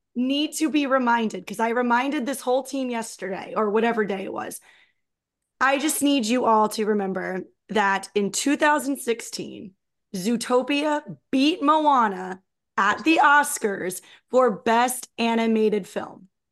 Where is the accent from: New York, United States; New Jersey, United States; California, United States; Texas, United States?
New Jersey, United States; I grew up in Jersey